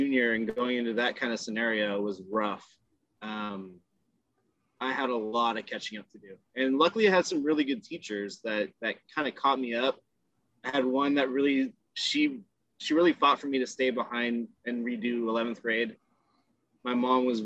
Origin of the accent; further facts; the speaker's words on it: Richmond, California, United States; also born or lived in San Francisco Bay Area; I grew up in El Sobrani first, which is a subdivision of Richmond, California